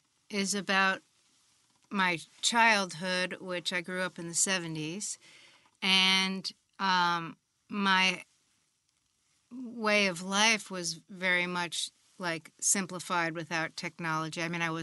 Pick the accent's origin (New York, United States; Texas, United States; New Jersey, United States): New Jersey, United States; West Orange; also born or lived in Germany; I grew up in West Orange, New Jersey.